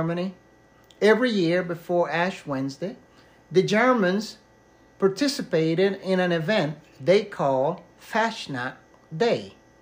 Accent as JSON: {"language": "English", "country": "Panama", "tie": "born or raised there", "moved": "yes", "said": "growing up in Panama"}